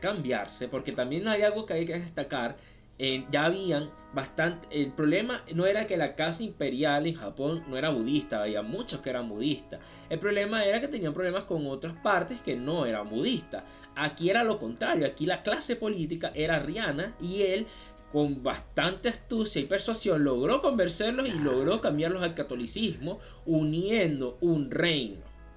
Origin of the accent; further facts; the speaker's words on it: Venezuela; nosotros somos de Venezuela